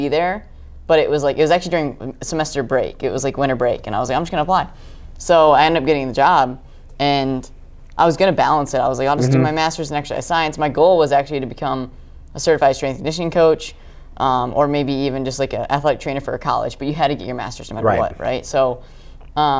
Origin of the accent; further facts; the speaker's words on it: Northern Michigan, United States; I grew up in Northern Michigan, which is very rural area